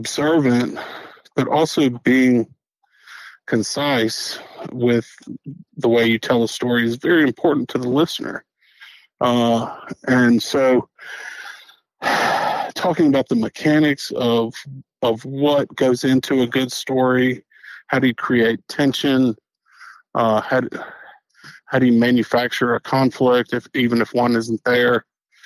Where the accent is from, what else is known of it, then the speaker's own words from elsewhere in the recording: the South, United States; also born or lived in Wyoming / Oxford, Mississippi; being a Southerner